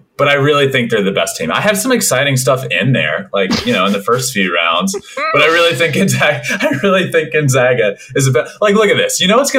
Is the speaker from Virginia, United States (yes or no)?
yes; Goochland, Virginia, United States; Goochland, Virginia. That's where I'm born and raised.